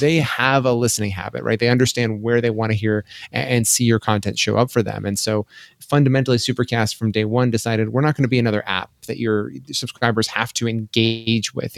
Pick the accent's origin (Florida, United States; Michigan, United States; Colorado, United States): Colorado, United States; also born or lived in Boulder, Colorado; born and raised in Colorado. I grew up, uh, a little bit, uh, north of Denver